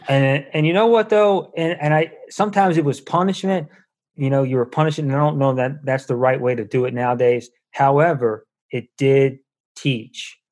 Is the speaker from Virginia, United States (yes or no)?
yes; Charlottesville, Virginia, United States; moved away; I'm from Charlottesville